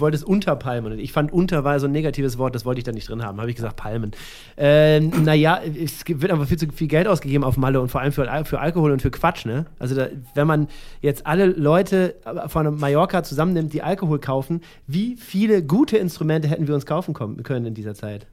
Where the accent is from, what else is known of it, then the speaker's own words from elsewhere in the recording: Germany; ich komme ja auch aus dem Norden und also aus der Nähe von Hamburg